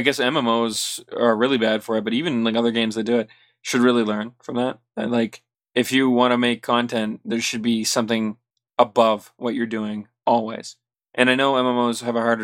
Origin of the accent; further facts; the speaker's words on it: Canada